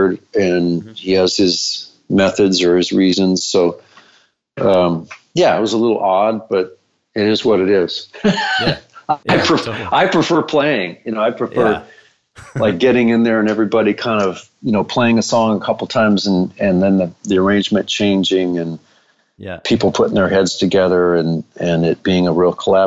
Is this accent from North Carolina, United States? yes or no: no; Fairbanks, Alaska, United States; I grew up in Fairbanks, Alaska